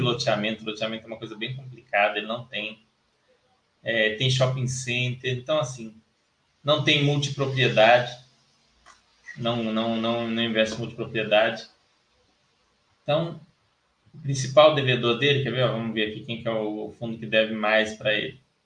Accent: Brazil; eu sou brasileiro

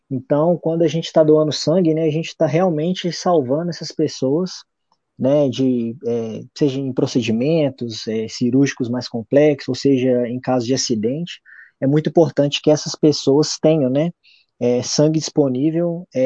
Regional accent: Belo Horizonte, Minas Gerais, Brazil; born there; cidade de Belo Horizonte, Minas Gerais, que é onde eu nasci

